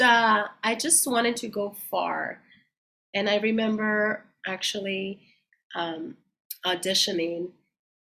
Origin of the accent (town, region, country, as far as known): Mexico; also born or lived in Coachella Valley, California / London; now in San Diego, United States